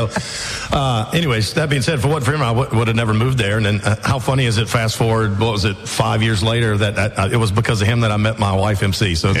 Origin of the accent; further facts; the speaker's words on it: Hopkins, South Carolina, United States; moved away as an adult; also born or lived in Nashville; I grew up in Hopkins, so just one town over.